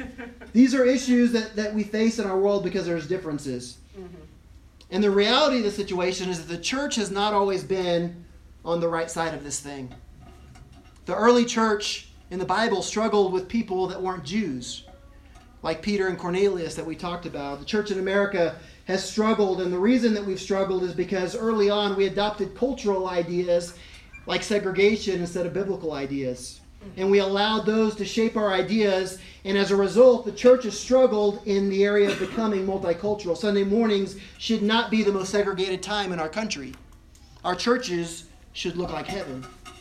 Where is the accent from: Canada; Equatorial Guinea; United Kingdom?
Equatorial Guinea; When I grew up in Africa, originally we lived in a big city, and I use that term very loosely, a big city like the size of Laramie, in Equatorial Guinea, the biggest city in the country at the time